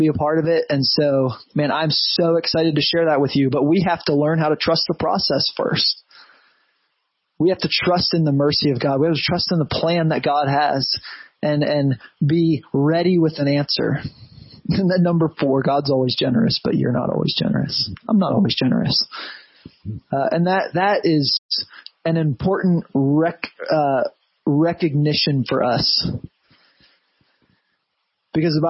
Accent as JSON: {"language": "English", "country": "United States", "said": "as an American Christian"}